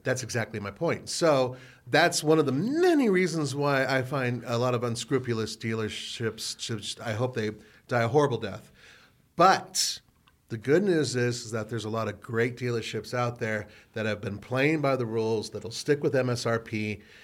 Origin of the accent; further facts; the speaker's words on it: California, United States; I grew up in California where we had the Rose Parade